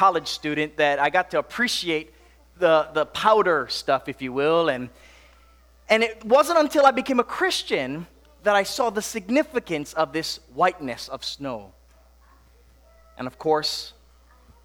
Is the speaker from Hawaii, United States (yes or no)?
yes; Makawao, Hawaii, United States; now in Tennessee, United States; growing up in Hawaii, snow was not much of a, common thing. Not that it's so common here in Tennessee